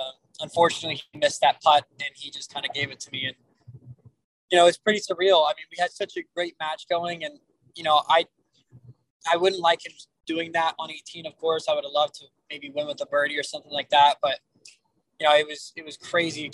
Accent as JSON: {"language": "English", "town": "Miami", "region": "Florida", "country": "United States", "said": "I'm from Miami"}